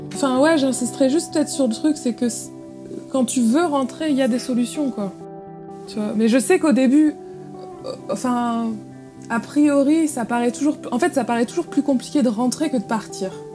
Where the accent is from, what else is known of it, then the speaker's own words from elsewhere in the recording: Tourcoing, Hauts-de-France, France; moved away; initialement, je suis de Tourcoing, donc à côté de Lille